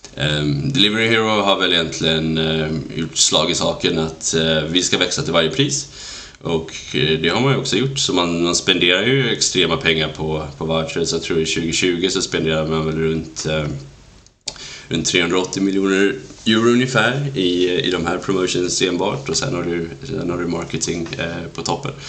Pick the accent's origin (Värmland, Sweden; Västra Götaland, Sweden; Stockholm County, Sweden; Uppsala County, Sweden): Västra Götaland, Sweden; outside Gothenburg; moved away as an adult; växte upp i en liten eh, håla utanför för Göteborg